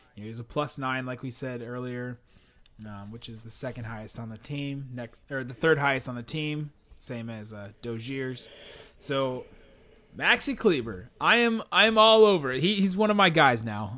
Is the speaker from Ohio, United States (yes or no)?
yes; Cincinnati, Ohio, United States; moved away; we are from Cincinnati